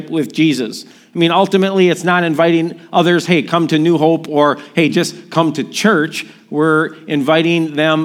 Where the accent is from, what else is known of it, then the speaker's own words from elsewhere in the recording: Milwaukee, Wisconsin, United States; my hometown, Milwaukee